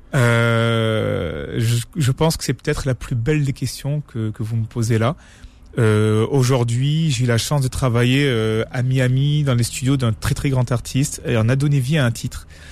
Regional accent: France; je suis né ici, je, je suis français

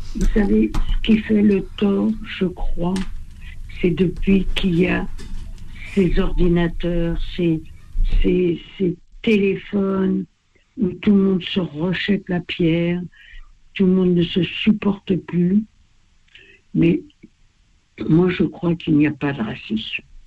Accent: France; also born or lived in Val-d'Oise (95); Nous, en tant que Français, on faisait des crêpes

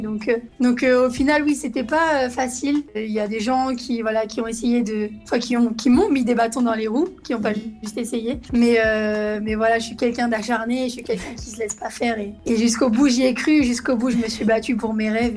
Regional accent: Lyon, Auvergne-Rhône-Alpes, France; je suis née ici à Lyon.

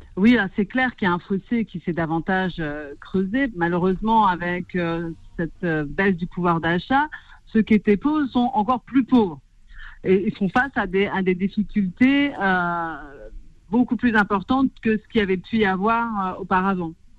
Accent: Clichy-sous-Bois, Île-de-France, France; je suis née à Clichy-sous-Bois, j'ai grandi à Clichy

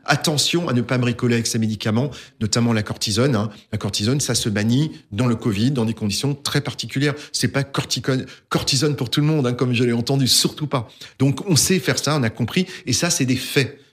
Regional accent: Alsace, Grand Est, France; je suis alsacien avant tout, mais mais pas seulement

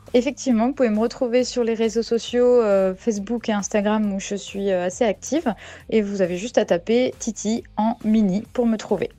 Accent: Saint-Malo, Brittany, France; also born or lived in New Caledonia; now in Pont-Aven, France; J'ai grandi à Saint-Malo

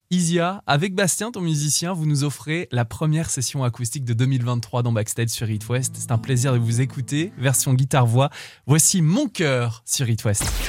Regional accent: Brittany, France; en Bretagne chez nous à Carantec

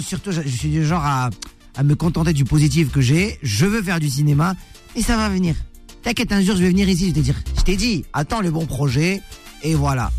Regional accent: Morocco; Chez nous au Maroc

